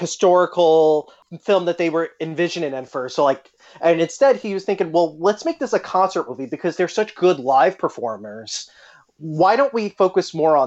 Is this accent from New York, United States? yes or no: yes; Long Island, New York, United States; I'm from Long Island